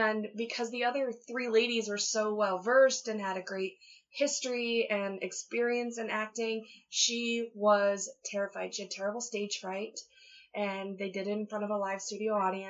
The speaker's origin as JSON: {"language": "English", "town": "Ankeny", "region": "Iowa", "country": "United States", "tie": "born or raised there", "moved": "yes", "lives_now": "Wisconsin, United States", "said": "I was raised in Central Iowa, just north of Des Moines in Ankeny"}